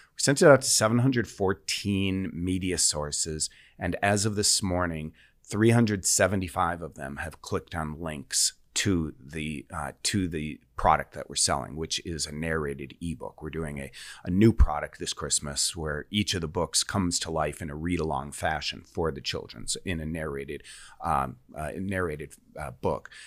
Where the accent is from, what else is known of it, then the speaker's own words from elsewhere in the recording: Sheboygan, Wisconsin, United States; my hometown newspaper, the Sheboygan Press